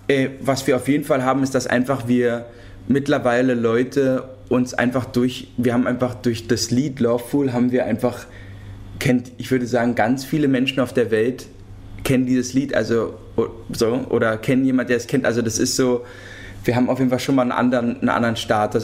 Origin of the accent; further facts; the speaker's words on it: Berlin, Germany; wir sind ja Berliner und in, also Berlin geboren und Berlin aufgewachsen